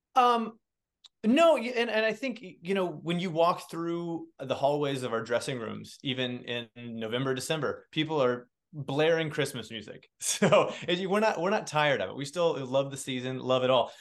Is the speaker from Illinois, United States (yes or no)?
no; Indiana, United States; moved away as an adult; also born or lived in New York City; now in Cincinnati, United States; I grew up born and raised in Indiana, and I live in Cincinnati